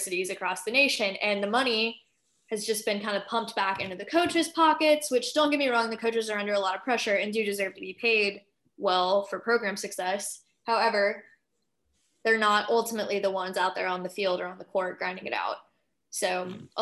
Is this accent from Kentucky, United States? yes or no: no; Georgia, United States; my home state of Georgia